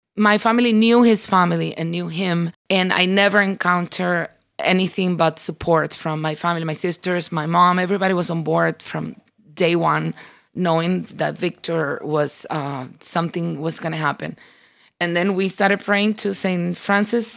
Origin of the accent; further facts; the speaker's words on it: Cuba; moved away; We grew up in Cuba and we grew up in church